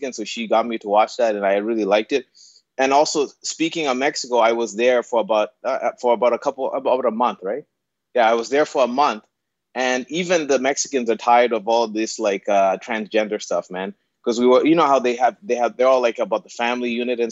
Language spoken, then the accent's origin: English; Zimbabwe; I was born in Zimbabwe